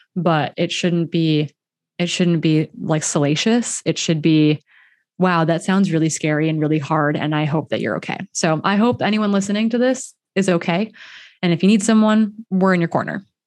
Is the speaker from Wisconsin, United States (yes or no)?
yes; Wisconsin, United States; I'm from Wisconsin